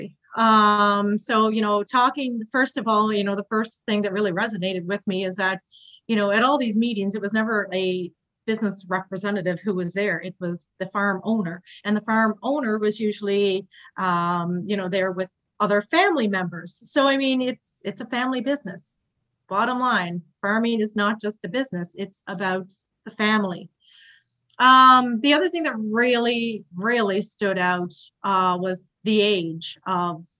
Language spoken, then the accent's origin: English; Carbonear, Newfoundland and Labrador, Canada; moved away as an adult; also born or lived in Toronto, Ontario; So I'm from Newfoundland, from Carbonear, Newfoundland. And, you know, growing up in Newfoundland